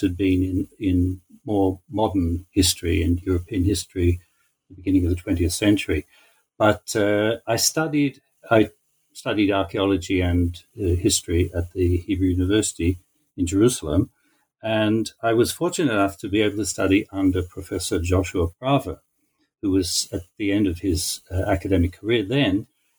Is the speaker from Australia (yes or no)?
yes; Australia; moved away as an adult; also born or lived in Haifa, Israel; now in Israel; I grew up in Australia